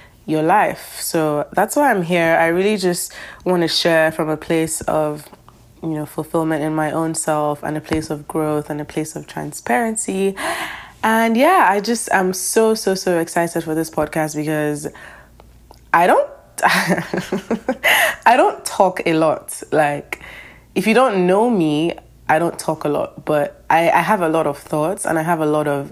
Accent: Lagos, Nigeria; now in Boston, United States; I'm from Lagos, Nigeria. I'm currently living in America, though. I'm living in Boston.

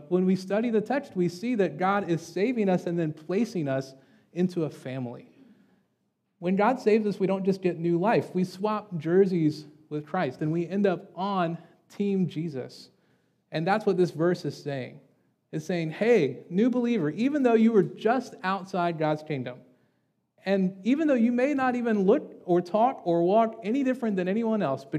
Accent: Deep South, United States; I grew up in the Deep South

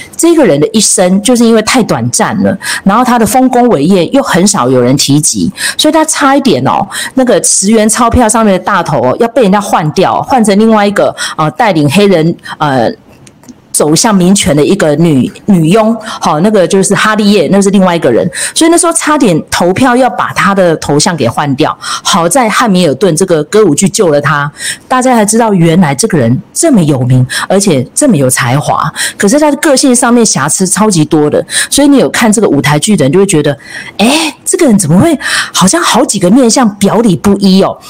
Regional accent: Taiwan; 身为一个台湾人在地的

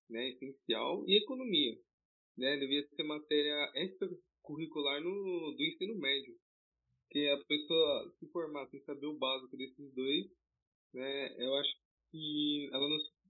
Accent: São Paulo, Brazil; Eu sou de São Paulo, capital, Zona Leste.

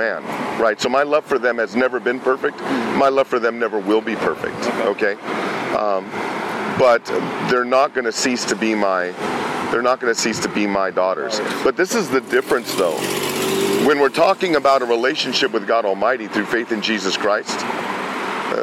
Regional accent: California, United States; also born or lived in Pennsylvania; We moved from Pennsylvania to California

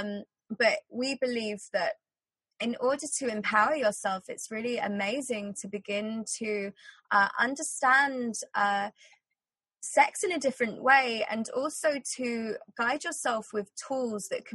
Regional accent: England, United Kingdom; growing up in England

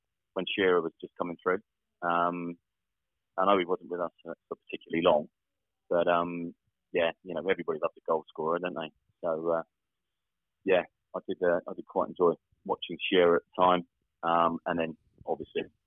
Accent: Southampton, South East England, United Kingdom; I grew up in the Western Wolston area. Still live in Southampton now. So, never moved away

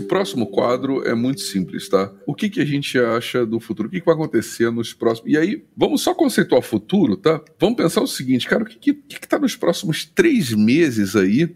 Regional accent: Rio de Janeiro, Brazil; eu sou carioca, moro no Rio

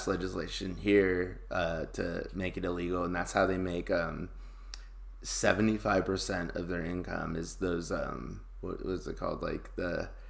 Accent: Southlake, Texas, United States; born or raised there

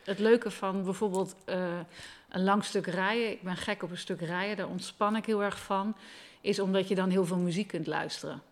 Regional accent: Leeuwarden, Friesland, Netherlands; moved away as an adult; ik ben opgegroeid in Leeuwarden

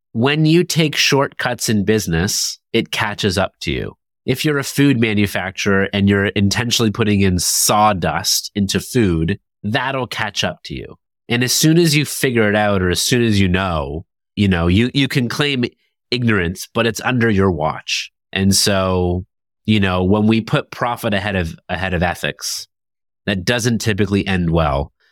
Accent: Toronto, Ontario, Canada; Toronto, my hometown

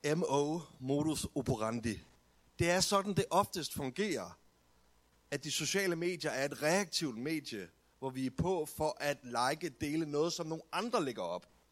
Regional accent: Denmark

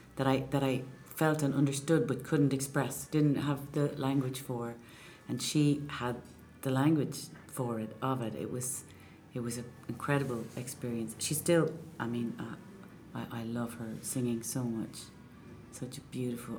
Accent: Enniscorthy, County Wexford, Ireland; moved away; also born or lived in Clontarf, Dublin / Bray; we moved to Enniscorthy when I was just before I was four, and um, that's where my dad is from

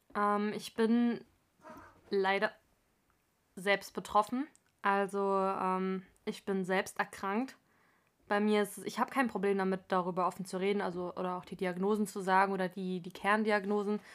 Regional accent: Frankfurt, Hesse, Germany; einundzwanzig, komme aus Frankfurt am Main

